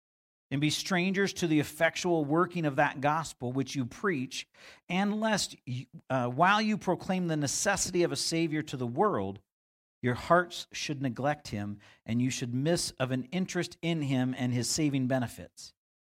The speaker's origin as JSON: {"language": "English", "town": "Vancouver", "region": "British Columbia", "country": "Canada", "tie": "born or raised there", "said": "And I grew up in the Vancouver area."}